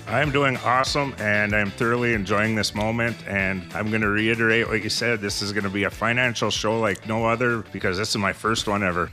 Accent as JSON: {"language": "English", "town": "Ishpeming", "region": "Michigan", "country": "United States", "tie": "born or raised there", "also_born_or_lived": "Copper Country, Michigan", "said": "I was born and raised in Ishpeming"}